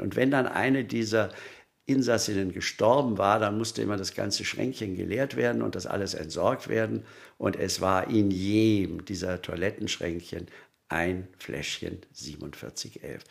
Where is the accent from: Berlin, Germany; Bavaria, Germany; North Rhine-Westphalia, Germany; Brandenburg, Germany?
Bavaria, Germany; Munich; als Münchner